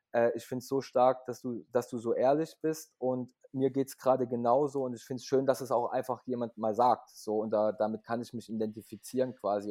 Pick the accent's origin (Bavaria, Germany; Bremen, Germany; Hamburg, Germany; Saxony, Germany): Saxony, Germany; Leipzig; ich komme aus Leipzig, bin auch geboren in Leipzig